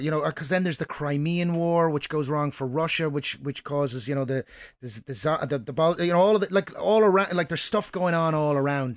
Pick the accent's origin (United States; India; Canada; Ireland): Ireland; Dundalk, County Louth; my hometown of Dundalk